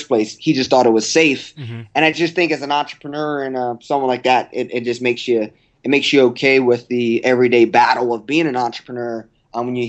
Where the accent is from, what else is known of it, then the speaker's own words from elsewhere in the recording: Texas, United States; also born or lived in Oklahoma; I'm from Texas, but I went to school at the University of Oklahoma